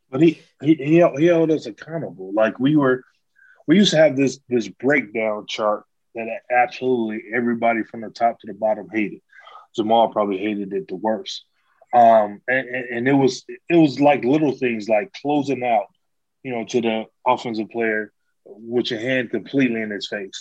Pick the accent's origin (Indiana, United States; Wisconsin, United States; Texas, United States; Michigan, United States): Michigan, United States; Detroit; moved away; also born or lived in Ames, Iowa; I was originally born born and raised in Detroit